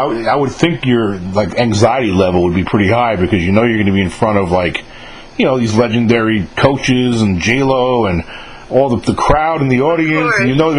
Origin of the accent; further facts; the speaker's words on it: Mahopac, New York, United States; I'm from Mayapack, New York. Yeah. I was born and raised.